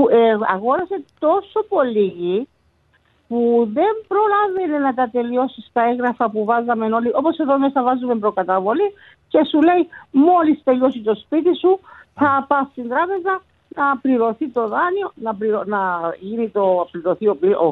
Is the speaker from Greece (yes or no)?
no; Paphos, Paphos District, Cyprus; Εγώ είμαι από Πάφο.